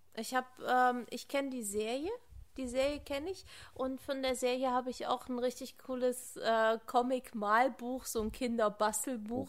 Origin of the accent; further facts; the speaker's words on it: Germany; hier bei uns in Deutschland